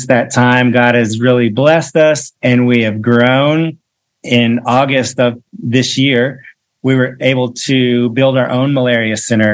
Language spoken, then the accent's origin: English; Texas, United States; moved away as an adult; now in Uganda; we're originally from Texas.